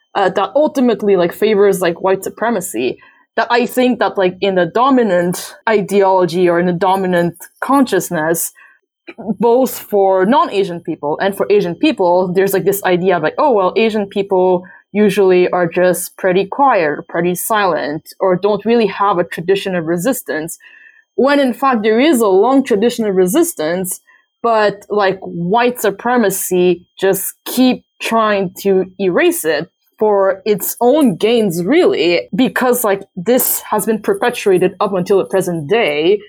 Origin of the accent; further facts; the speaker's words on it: Canada; I'm Canadian